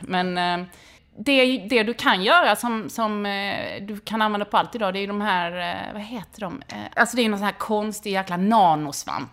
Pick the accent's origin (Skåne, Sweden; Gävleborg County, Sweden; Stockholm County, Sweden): Skåne, Sweden; Helsingborg; jag är uppvuxen utanför Helsingborg i grå läge mellan Domsten och Viken